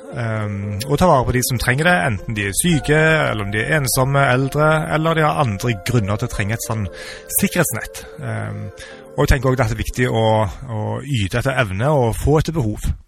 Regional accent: Sokn, former Rennesøy municipality, Rogaland, Norway; also born or lived in Ålgård / Bergen / United States / Sandnes; now in Stavanger, Norway; Jeg er født og oppvokst på Sukken i tidligere Rennesøy kommune

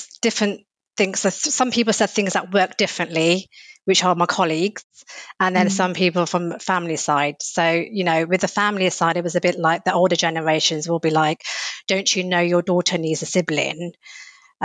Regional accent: United Kingdom; I'm Indian British

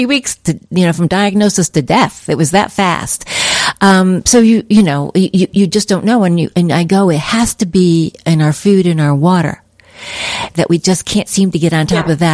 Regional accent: United States; also born or lived in Midwest; now in California, United States; I'm from the East Coast originally, in the Midwest

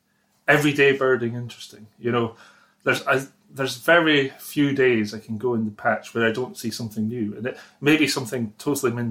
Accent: Aberdeenshire, Scotland, United Kingdom; moved away as an adult; also born or lived in Norfolk / Falkland Islands / Southwest Cornwall; now in Cornwall, United Kingdom; I'm from Aberdeenshire, so I cut my teeth birding in Aberdeenshire

